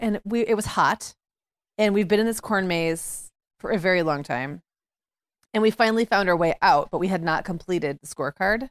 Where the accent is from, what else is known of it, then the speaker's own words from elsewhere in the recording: Upper Michigan, United States; moved away; when I grew up in Upper Michigan